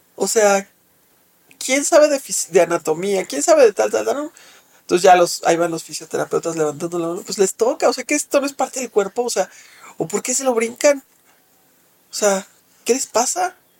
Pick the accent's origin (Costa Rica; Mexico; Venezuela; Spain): Mexico; Soy una mujer eh, mexicana de 52 años